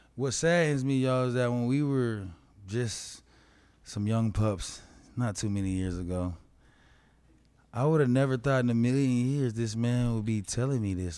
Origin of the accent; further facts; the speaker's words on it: Colorado, United States; I was raised in Colorado